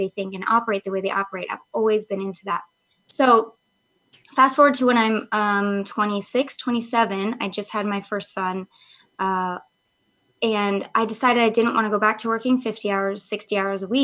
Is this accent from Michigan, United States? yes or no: yes; Michigan, United States; I grew up in Michigan, so it's like super like, I lived in a very historic town